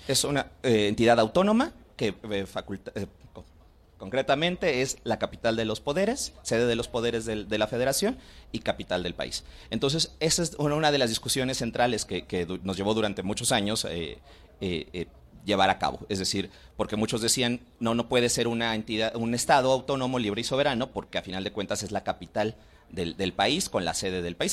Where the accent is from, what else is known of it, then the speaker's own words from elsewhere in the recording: Mexico City, Mexico; como capitalinos, como mexiqueños, como chilangos